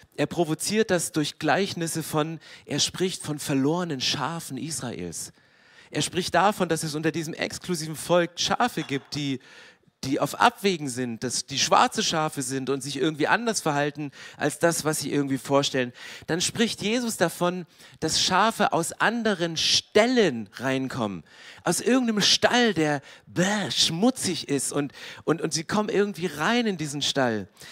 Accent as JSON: {"language": "German", "area": "near Herrnhut", "region": "Saxony", "country": "Germany", "tie": "born or raised there", "said": "Ich bin in der Nähe von Hernoth groß geworden"}